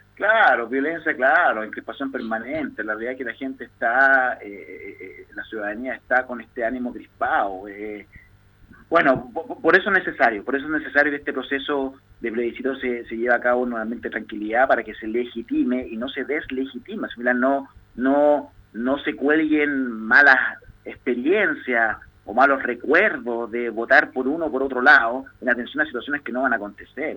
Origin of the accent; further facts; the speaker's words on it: Chile; somos chilenos